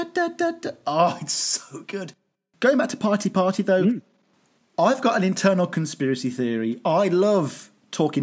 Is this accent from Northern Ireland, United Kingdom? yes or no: no; Birmingham, West Midlands, United Kingdom; I'm from Birmingham.